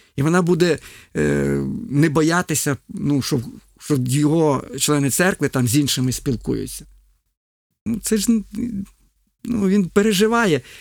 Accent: Ukraine

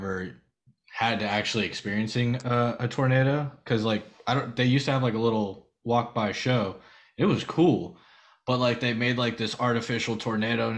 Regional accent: Florida, United States; us Florida boys

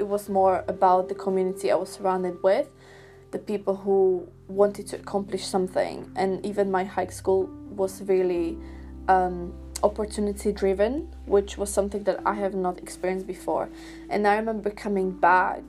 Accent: Slovakia; moved away; my high school in my home country in Slovakia

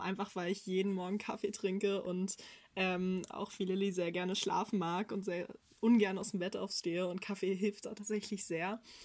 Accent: Berlin, Germany; ich wurde in Berlin geboren und bin hier aufgewachsen und nicht einmal tatsächlich umgezogen.

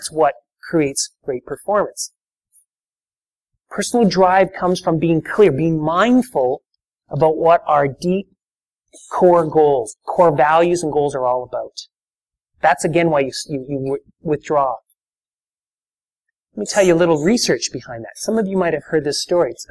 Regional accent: Canada; That's part of being Canadian

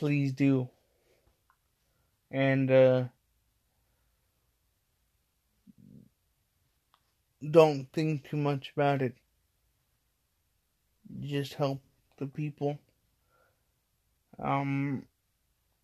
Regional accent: Midwest, United States; I came from the Midwest

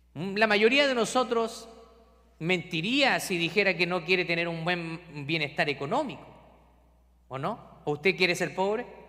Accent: Chile; now in Scranton, United States; yo soy de Chile

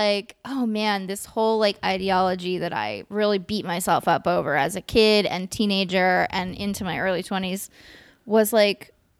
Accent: California, United States; many of my best friends were black because I grew up in the East Bay.

